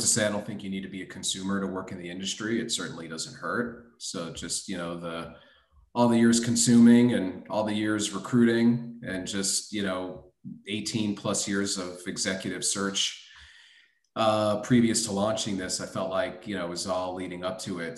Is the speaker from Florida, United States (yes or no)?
yes; Miami, Florida, United States; also born or lived in Brooklyn, New York; got yanked out of the borough at a early age by my parents, who brought me down to Miami, Florida, to grow up in the sun and fun